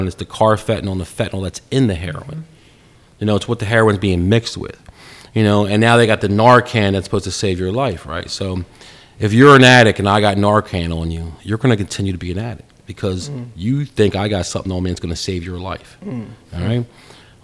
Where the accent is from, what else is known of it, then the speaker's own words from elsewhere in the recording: Langhorne, Pennsylvania, United States; Brothers Pizza in Langhorne. That's where I grew up in Langhorne Borough.